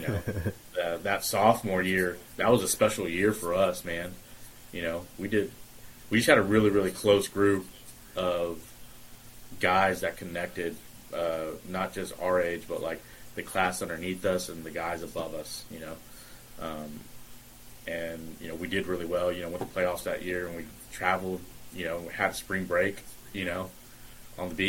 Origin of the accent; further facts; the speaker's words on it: Fort Worth, Texas, United States; I'm from Fort Worth, Texas. I got wrangled into playing rugby my junior year in high school